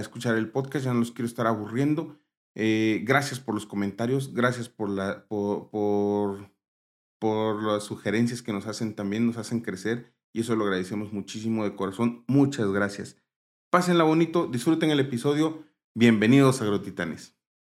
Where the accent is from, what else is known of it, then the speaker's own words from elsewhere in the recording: Mexico; como mexicanos